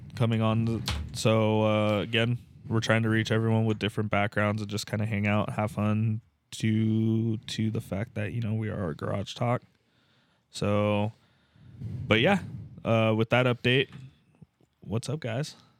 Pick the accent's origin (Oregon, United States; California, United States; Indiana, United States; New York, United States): California, United States; San Diego; California, San Diego